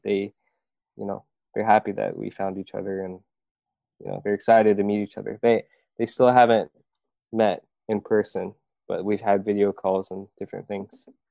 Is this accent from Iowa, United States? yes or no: yes; Iowa, United States; moved away as an adult; now in South Korea; I grew up in Iowa